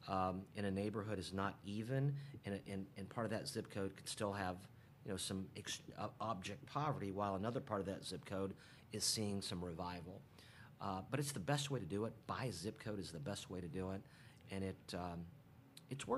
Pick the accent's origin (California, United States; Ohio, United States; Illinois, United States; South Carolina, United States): Ohio, United States; Columbus; I grew up here in Columbus